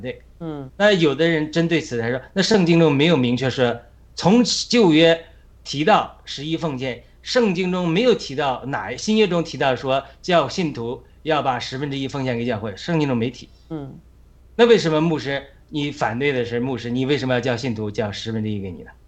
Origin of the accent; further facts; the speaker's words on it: China; 我们在中国哪，多少穷孩子